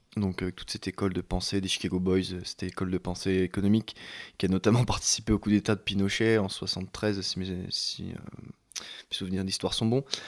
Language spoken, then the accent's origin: French; Chalon-sur-Saône, Bourgogne-Franche-Comté, France; je viens de Chalon